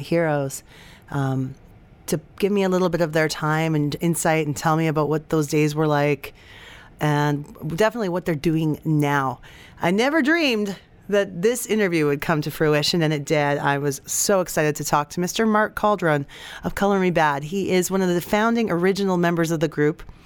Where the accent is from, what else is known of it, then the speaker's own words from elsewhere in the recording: Edmonton, Alberta, Canada; right here in my hometown of Edmonton, Alberta.